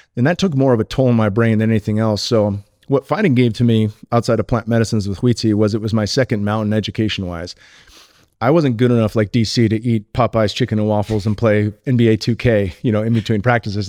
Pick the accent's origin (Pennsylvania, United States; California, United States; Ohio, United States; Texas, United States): California, United States; Silicon Valley; I grew up in the Silicon Valley